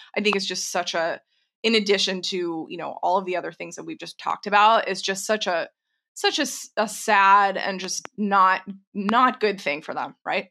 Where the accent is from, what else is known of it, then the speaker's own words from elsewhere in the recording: Texas, United States; moved away; I grew up in Tornado Alley. I'm from Texas originally